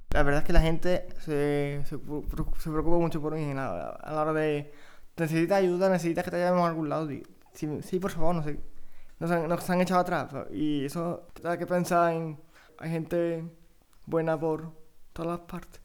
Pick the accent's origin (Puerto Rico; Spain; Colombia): Spain; Cabra, Andalusia; also born or lived in Córdoba; yo soy de Córdoba, nací en Cabra